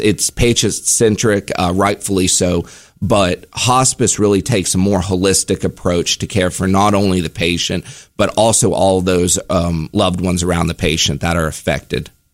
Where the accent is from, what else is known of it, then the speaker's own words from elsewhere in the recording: Charleston, West Virginia, United States; I'm from West Virginia. I'm, I'm actually from Charleston.